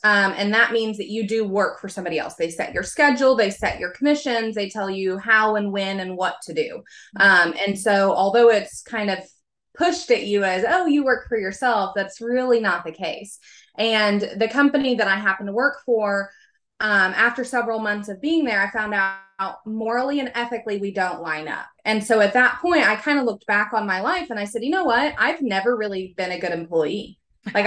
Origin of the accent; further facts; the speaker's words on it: Oklahoma, United States; I'm from Oklahoma, so I'm here in the United States